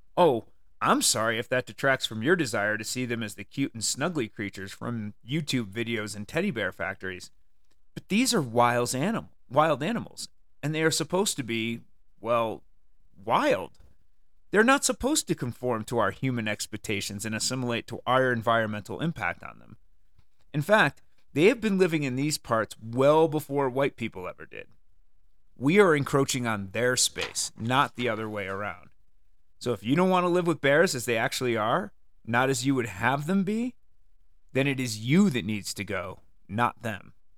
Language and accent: English; Connecticut, United States; moved away; I grew up in the wonderful state of Connecticut